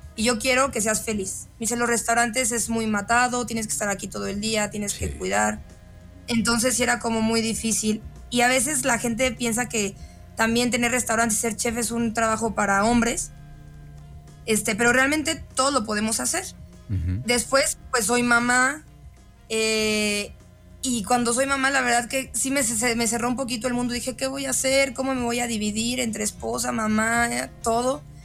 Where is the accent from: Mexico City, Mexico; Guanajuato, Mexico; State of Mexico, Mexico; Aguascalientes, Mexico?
Guanajuato, Mexico; Yo literal vivía ahí de los cero a los 15 años.